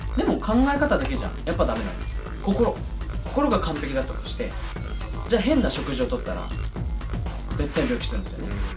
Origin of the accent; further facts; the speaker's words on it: Kumamoto, Japan; moved away; 生まれ育った熊本